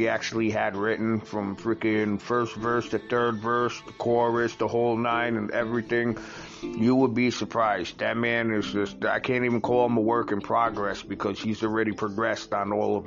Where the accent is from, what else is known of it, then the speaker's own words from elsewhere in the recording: New York, United States; moved away as an adult; also born or lived in Virginia; black people from New York to move out of state. Because I did that back when I moved to Virginia in late 2004